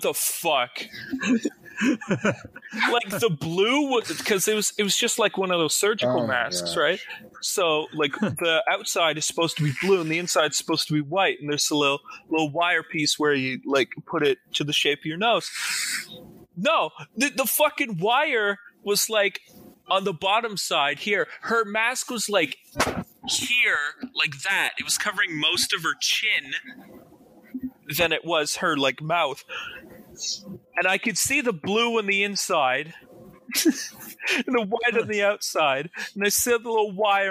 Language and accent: English; Meaford, Ontario, Canada; I grew up in Meaford, and that's like the entire population there.